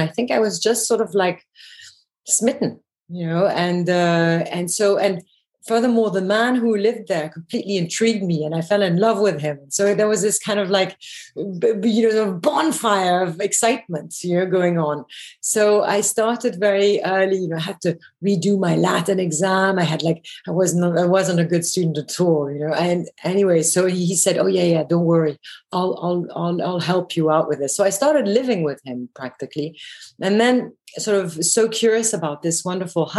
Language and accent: English; Belgium; moved away; also born or lived in England / London / Paris; I grew up in Belgium